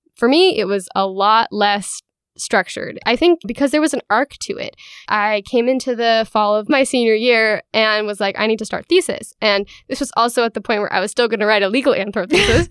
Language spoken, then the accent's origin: English; Hood River, Oregon, United States; I am from Hood River, Oregon